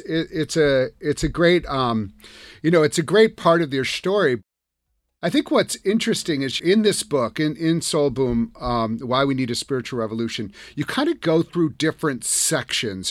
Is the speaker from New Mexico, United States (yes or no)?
no; Madison, Wisconsin, United States; I'm from Wisconsin. I grew up in Madison.